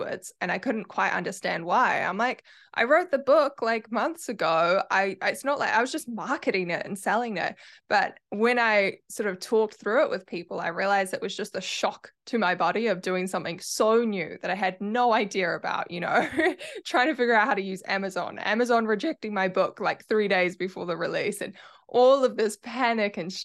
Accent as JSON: {"language": "English", "country": "New Zealand", "accent": "Kiwi", "said": "my Kiwi accent"}